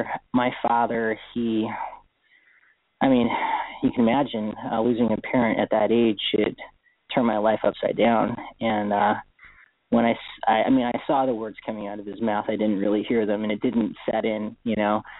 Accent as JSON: {"language": "English", "town": "Honolulu", "region": "Hawaii", "country": "United States", "tie": "born or raised there", "moved": "yes", "said": "I was born in Honolulu, Hawaii. So I was born and raised there on Oahu."}